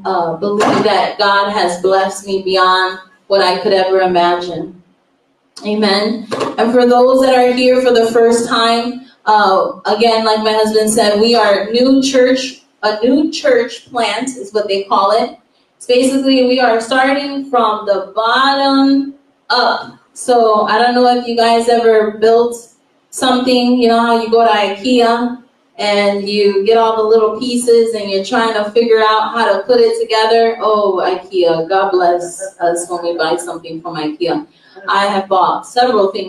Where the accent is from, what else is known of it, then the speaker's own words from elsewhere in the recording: Chicago, Illinois, United States; moved away; we are originally from Chicago, Illinois. We come from the windy, cold city of Chicago, Illinois